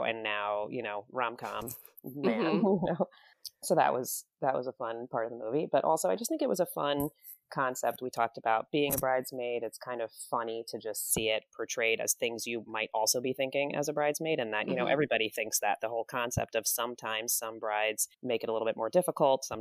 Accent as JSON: {"language": "English", "region": "New Jersey", "country": "United States", "tie": "born or raised there", "also_born_or_lived": "Midwest", "said": "we grew up in New Jersey"}